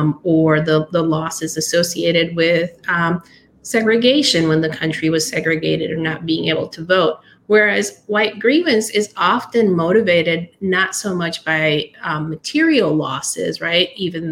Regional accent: Nicaragua; I'm from Nicaragua, which is a little country that is repeatedly invaded or fought over by major powers throughout its history.

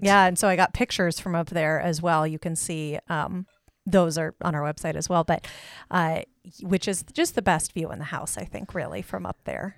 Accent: Kansas City, United States; now in Great Falls, United States; growing up in Kansas City

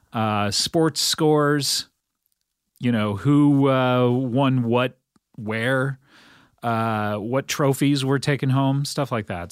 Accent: Cypress, California, United States; my hometown of Cyprus in Orange County, California

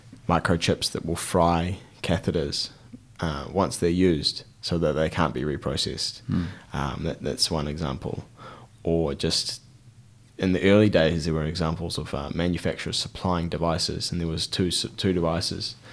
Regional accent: Christchurch, Canterbury, New Zealand; We're in Christchurch and I'm from Christchurch. I've lived here for the vast majority of my life

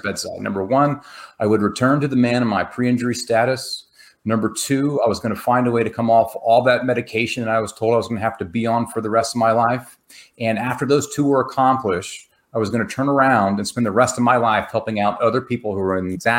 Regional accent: Texas, United States; I'm from Texas

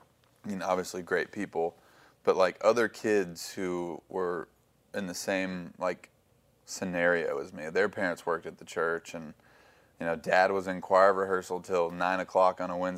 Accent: Franklin, Tennessee, United States; Like, because I grew up in Franklin, and so, like, it's like a, you know, Nashville's kind of a big city vibe going on.

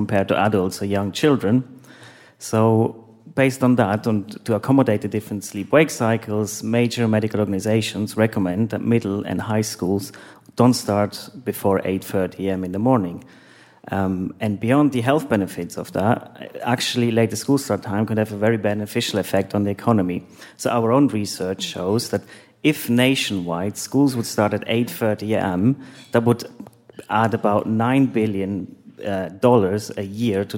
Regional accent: Switzerland; now in London, United Kingdom; I live in London, but originally I'm from Switzerland

